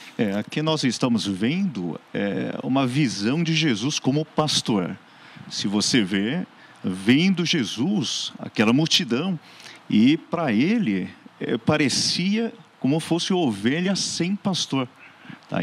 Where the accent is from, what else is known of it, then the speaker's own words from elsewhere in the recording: Seoul, South Korea; now in Santo André, Brazil; eu sou coreano, nascido na Coreia mesmo, no Hospital Adventista, lá em Seul